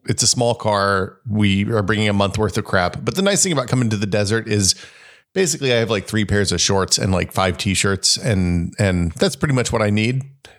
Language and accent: English; Hickory Tree, Tennessee, United States; born there; Well, my parents bought this place before I was born in Hickory Tree because they were realtors then